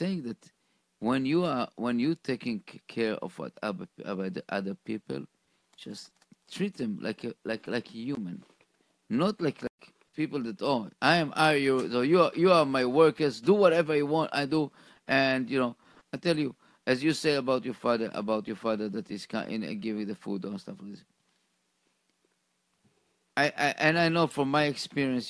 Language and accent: English; Israel; moved away; I grew up in Israel